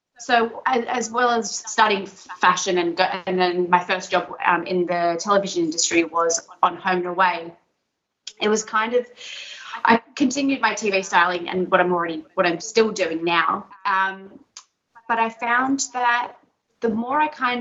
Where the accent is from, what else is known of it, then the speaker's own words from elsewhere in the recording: Sydney, New South Wales, Australia; I'm from Sydney